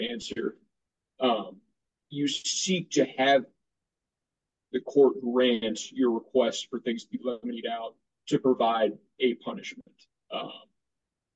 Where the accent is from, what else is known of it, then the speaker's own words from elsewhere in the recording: Dallas, Texas, United States; also born or lived in Michigan; I am born and raised in Dallas